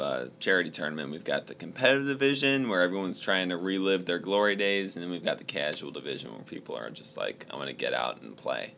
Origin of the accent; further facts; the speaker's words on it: Ann Arbor, Michigan, United States; I of course am from Michigan, from Ann Arbor.